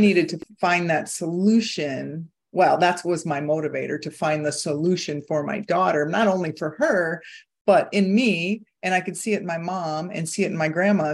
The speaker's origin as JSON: {"language": "English", "region": "Iowa", "country": "United States", "tie": "born or raised there", "moved": "yes", "said": "I was born and raised in Iowa, and I am back in Iowa right now"}